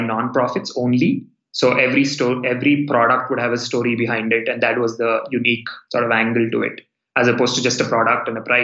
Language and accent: English; India; I'm from India. I went to school in India